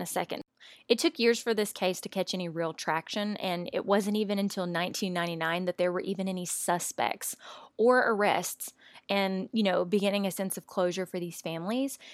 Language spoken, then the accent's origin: English; Louisiana, United States; moved away as an adult; now in Austin, United States; my hometown in Louisiana